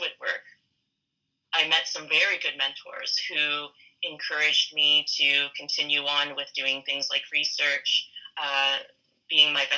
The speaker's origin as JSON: {"language": "English", "town": "Fredericton", "region": "New Brunswick", "country": "Canada", "tie": "born or raised there", "also_born_or_lived": "Hong Kong", "said": "I grew up in Fredericton, New Brunswick. I was born in Hong Kong"}